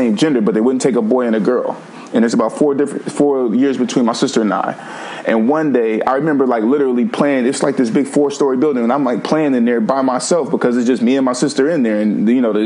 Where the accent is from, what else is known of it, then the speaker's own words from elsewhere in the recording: Vallejo, California, United States; we were moving to Vallejo, which is where I grew up in California, primarily from the age of 5 until 18